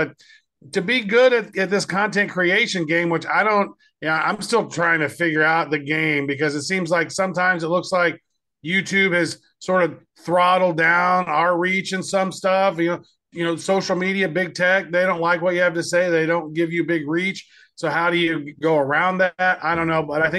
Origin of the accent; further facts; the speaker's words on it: Kansas City, United States; really close to my hometown there in Kansas City.